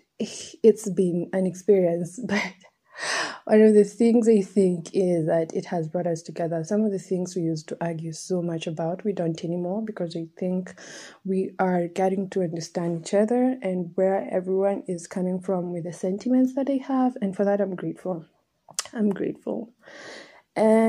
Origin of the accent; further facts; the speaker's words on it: Nairobi, Kenya; I was raised in Nairobi.